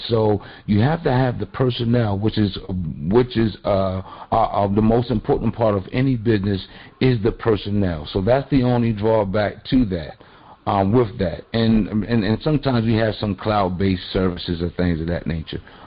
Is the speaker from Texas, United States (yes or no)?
no; Baltimore, Maryland, United States; I'm also from the Baltimore area